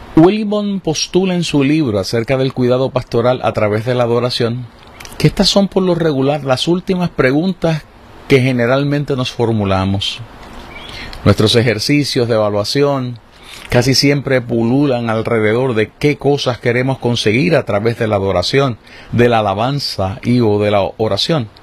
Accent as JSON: {"language": "Spanish", "country": "Puerto Rico", "said": "las situaciones en las que vivimos como puertorriqueños"}